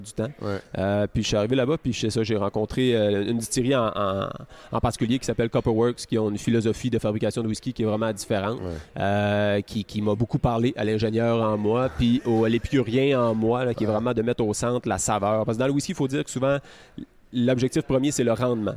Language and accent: French; Caplan, Quebec, Canada; moved away as an adult; also born or lived in Sherbrooke / Montreal; je suis né à Caplan.